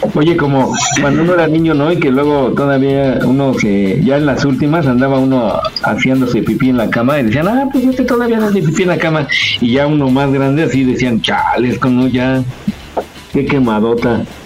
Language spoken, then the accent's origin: Spanish; Mexico; somos los mexicanos